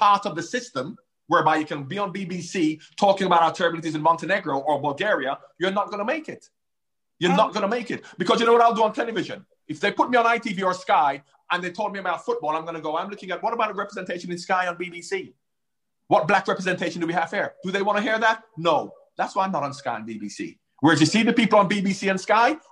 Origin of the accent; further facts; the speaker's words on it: Jamaica; now in United Kingdom; as a light-skinned man growing up in Jamaica